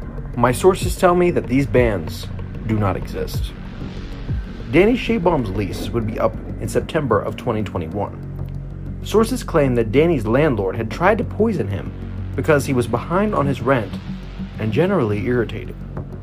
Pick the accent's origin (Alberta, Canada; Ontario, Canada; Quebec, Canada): Ontario, Canada; Toronto; born there; I was born on January 16th, 1973, in a Toronto hospital, a hefty 17 pounds.